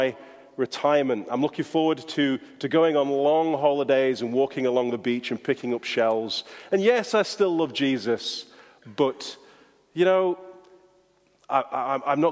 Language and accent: English; Yorkshire and the Humber, United Kingdom; accent: Yorkshire; my Yorkshire accent